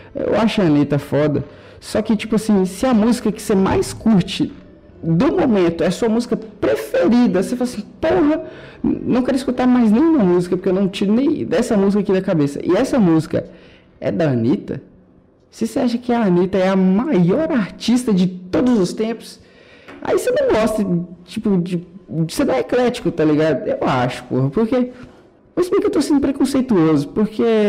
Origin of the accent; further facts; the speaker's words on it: Brazil; Eu gosto de ser brasileiro, eu tenho orgulho